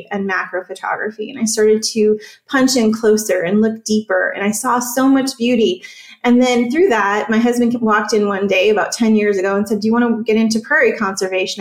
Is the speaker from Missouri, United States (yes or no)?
no; Wisconsin, United States; moved away as an adult; I grew up in Wisconsin in the woods.